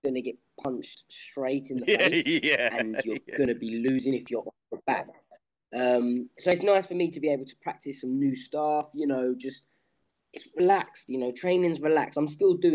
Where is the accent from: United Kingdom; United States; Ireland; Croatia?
United Kingdom; England; I'm from England